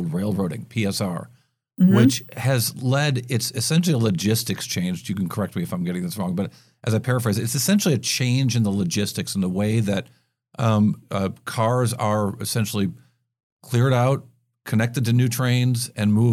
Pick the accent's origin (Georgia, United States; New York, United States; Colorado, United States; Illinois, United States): New York, United States; upstate; accent: long a's (nasal); also born or lived in Midwest; I was born in the Midwest, grew up in upstate New York